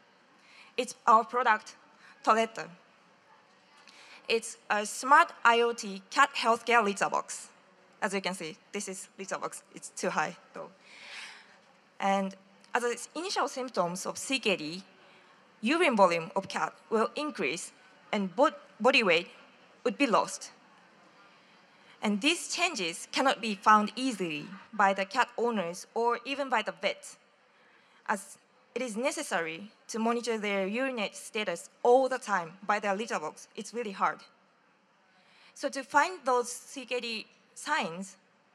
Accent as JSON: {"language": "English", "country": "Japan", "said": "from Hachitama, Japan"}